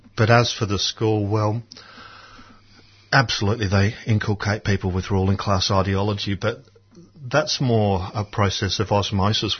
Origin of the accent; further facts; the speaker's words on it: Adelaide, South Australia, Australia; I grew up in Adelaide, and that's a city that doesn't have much to recommend it